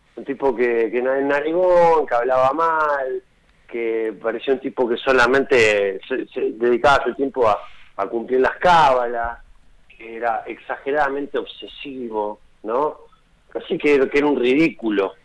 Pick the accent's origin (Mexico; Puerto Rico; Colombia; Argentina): Argentina; yo soy de Hessel, soy del interior